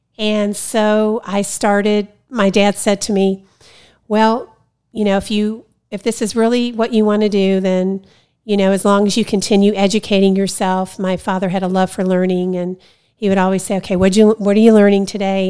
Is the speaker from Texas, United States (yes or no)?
no; Ohio, United States; moved away; Originally from Ohio. That's where I went to school